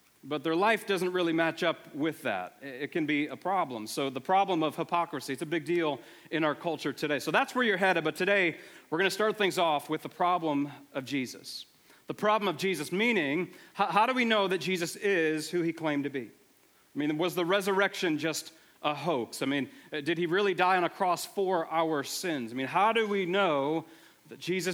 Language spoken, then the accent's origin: English; Buffalo, New York, United States; moved away; I am from the Buffalo area originally